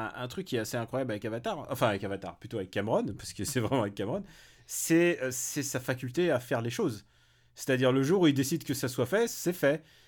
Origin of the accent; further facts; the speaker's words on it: Paris, Île-de-France, France; en tant que parisien